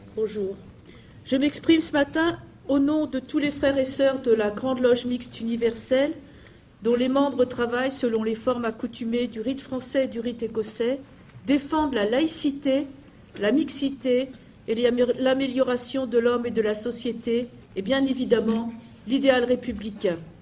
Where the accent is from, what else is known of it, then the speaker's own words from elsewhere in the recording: France; chez nous en France